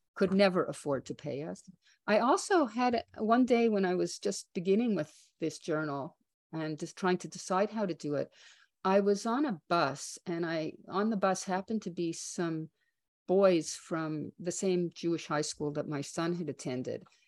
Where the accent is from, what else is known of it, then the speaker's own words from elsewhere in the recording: Canada; as a Canadian